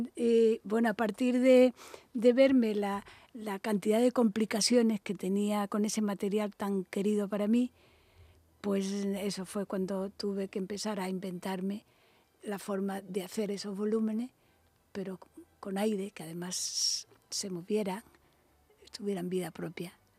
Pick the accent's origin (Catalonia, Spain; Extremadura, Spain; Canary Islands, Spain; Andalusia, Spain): Andalusia, Spain; Málaga; born or raised there; moved away as an adult; also born or lived in Madrid / Barcelona